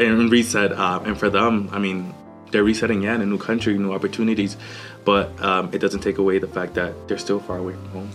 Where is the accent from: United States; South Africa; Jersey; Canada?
United States; Boston, Massachusetts; moved away as an adult; also born or lived in Honduras; now in El Paso, United States; I grew up in Honduras and Boston.